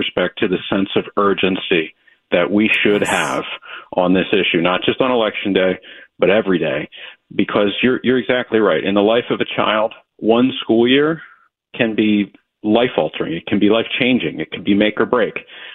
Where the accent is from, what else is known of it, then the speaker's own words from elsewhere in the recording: Delaware County, Pennsylvania, United States; I'm from Delco